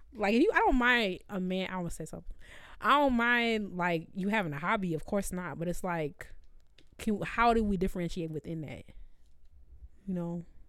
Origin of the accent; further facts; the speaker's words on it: New York City, New York, United States; I'm from the Bronx